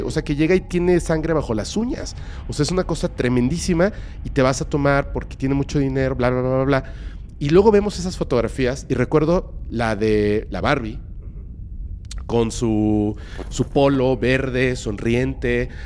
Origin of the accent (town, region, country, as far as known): Mexico